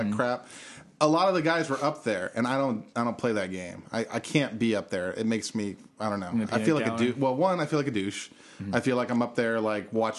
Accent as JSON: {"language": "English", "town": "Bakersfield", "region": "California", "country": "United States", "said": "I'm from Bakersfield"}